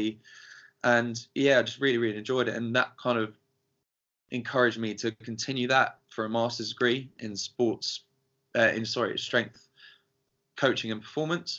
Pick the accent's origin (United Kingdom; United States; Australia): United Kingdom; Carshalton, London; I am from Southeast London, from a little town called Carshalton